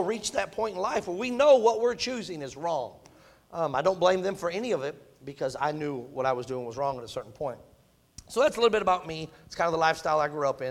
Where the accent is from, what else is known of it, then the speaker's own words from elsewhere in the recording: Michigan, United States; I'm a Yankee, in case you didn't know that, I'm from Michigan. And that's just what we did growing up